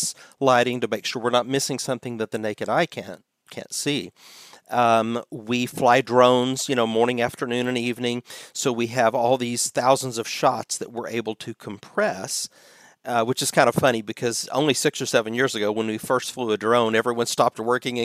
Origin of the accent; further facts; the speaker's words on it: United States; as an American